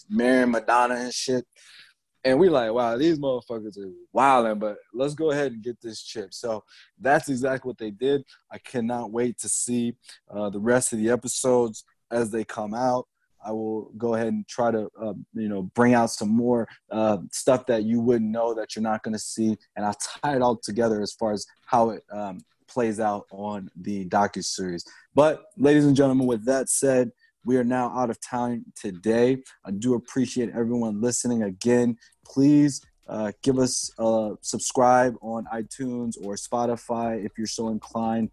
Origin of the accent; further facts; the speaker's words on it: Chicago, Illinois, United States; I was born and raised in Chicago